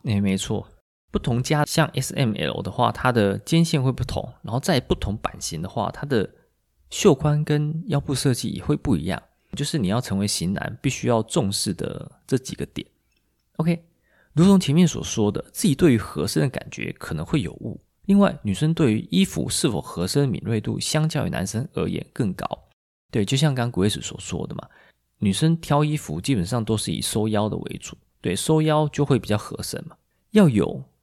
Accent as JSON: {"language": "Chinese", "country": "Taiwan", "said": "我们台湾人"}